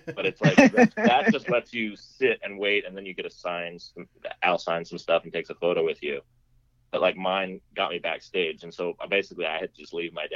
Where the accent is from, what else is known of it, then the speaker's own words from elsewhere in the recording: near Monterey, California, United States; my hometown, which is near Monterey, California